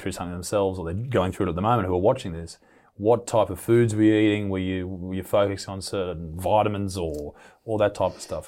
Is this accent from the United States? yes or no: no; Newcastle, New South Wales, Australia; my hometown here in Newcastle in Australia